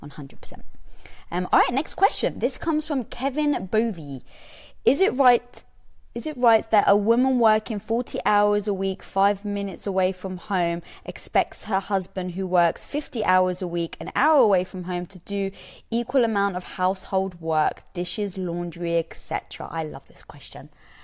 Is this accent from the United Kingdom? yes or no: yes; United Kingdom; I'm British, we don't get that joke.